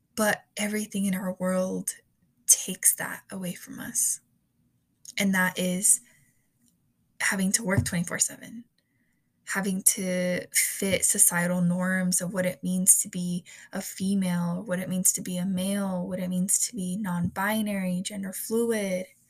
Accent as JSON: {"language": "English", "country": "United States", "tie": "born or raised there", "said": "i come from a hispanic and mexican household um, while also being born in the united states"}